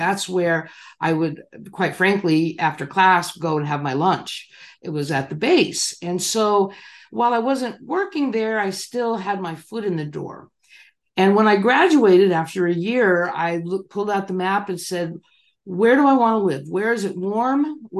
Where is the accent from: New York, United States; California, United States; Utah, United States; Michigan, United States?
California, United States; Chula Vista; Well, I grew up in Southern California in San Diego County, the city of Chula Vista, and you know, just a kind of a normal mid-level upbringing.